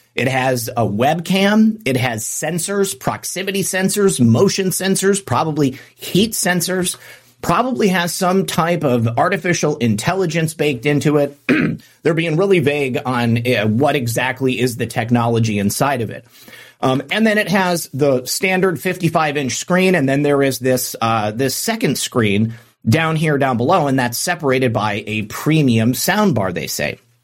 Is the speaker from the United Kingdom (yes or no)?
no; United States; as an American